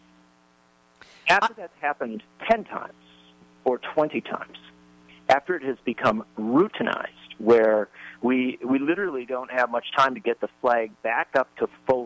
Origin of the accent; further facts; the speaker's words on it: Wisconsin, United States; I grew up around skeet shooting and all the culture of guns in my home state of Wisconsin